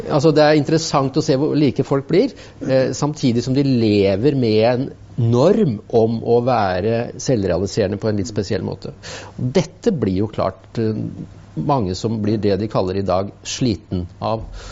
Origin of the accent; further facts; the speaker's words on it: Innlandet, Norway; moved away; så kom jeg fra Østerdalen